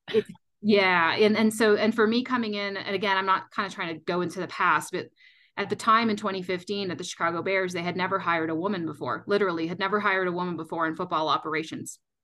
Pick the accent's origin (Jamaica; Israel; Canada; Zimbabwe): Canada; moved away as an adult; now in Colorado, United States; I'm actually originally from Canada